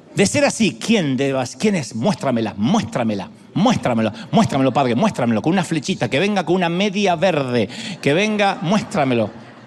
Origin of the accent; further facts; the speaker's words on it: Argentina; accent: Argentine; sí, hablas como argentino